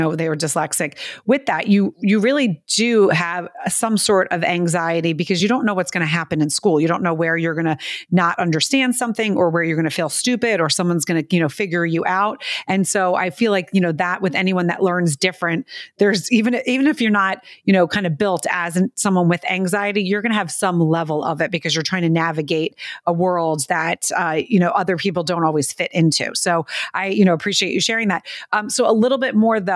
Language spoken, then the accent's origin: English; New Jersey, United States; I grew up in Jersey